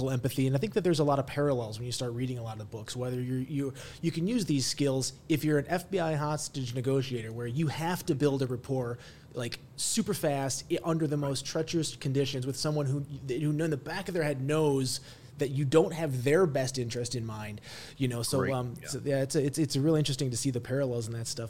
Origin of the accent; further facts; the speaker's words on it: Chicago, Illinois, United States; I'm from Chicago